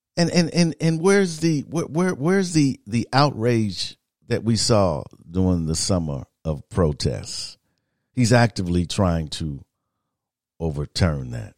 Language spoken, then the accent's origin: English; Midwest, United States; moved away; I'm from the Midwest